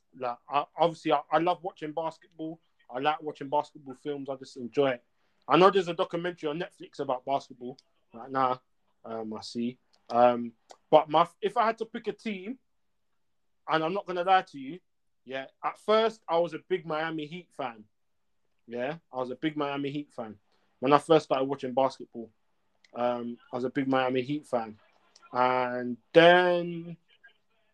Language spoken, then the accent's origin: English; London, United Kingdom; I'm from England, London. That's where I'm from.